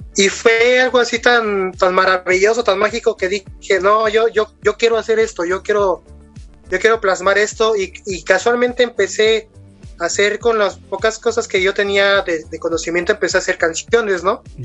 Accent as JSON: {"language": "Spanish", "country": "Mexico", "said": "Soy de México"}